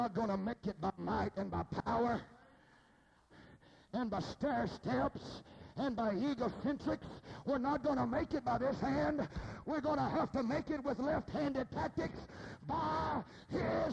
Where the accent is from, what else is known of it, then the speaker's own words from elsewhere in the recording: Sundown, Texas, United States; I was raised in Sundown, Texas